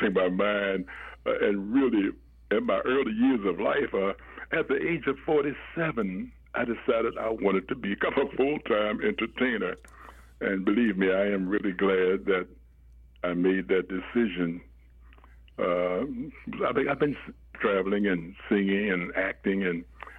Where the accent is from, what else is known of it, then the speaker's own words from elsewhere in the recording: Washington, District of Columbia, United States; now in Indianapolis, United States; I was born and raised in Washington, D.C.